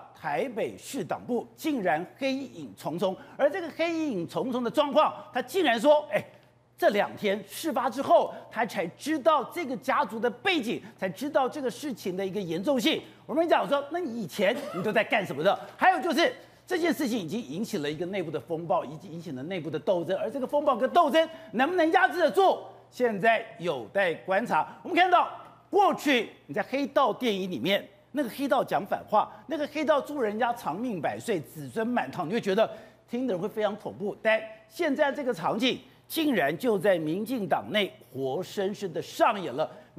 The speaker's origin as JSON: {"language": "Chinese", "region": "Taipei", "country": "Taiwan", "tie": "born or raised there", "said": "我从小在台北市长大，我们天子脚下"}